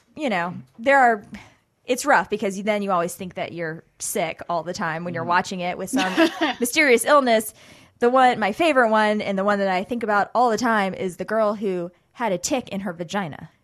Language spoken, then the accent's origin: English; North Florida, United States; I am from North Florida